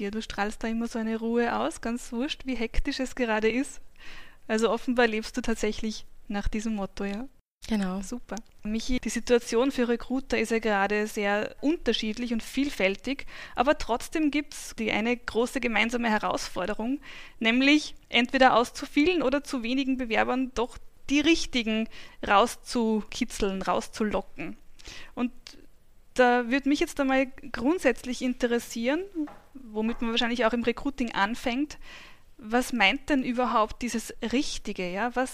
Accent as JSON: {"language": "German", "town": "Großraming", "region": "Upper Austria", "country": "Austria", "tie": "born or raised there", "said": "Ich bin geboren und aufgewachsen in in Großraming im schönen Enstal."}